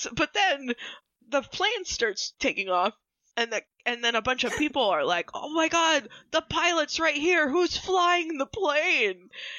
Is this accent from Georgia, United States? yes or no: no; New York, United States; I'm from New York